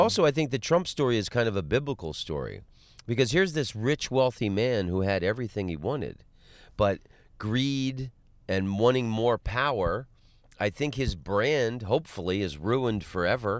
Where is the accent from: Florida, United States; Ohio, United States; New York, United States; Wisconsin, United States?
Florida, United States; Orlando; moved away; also born or lived in Los Angeles; I'm from Orlando. I grew up in Orlando